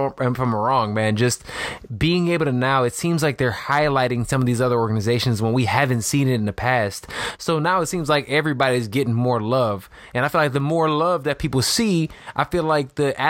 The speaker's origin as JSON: {"language": "English", "town": "Chicago", "region": "Illinois", "country": "United States", "tie": "born or raised there", "said": "my hometown"}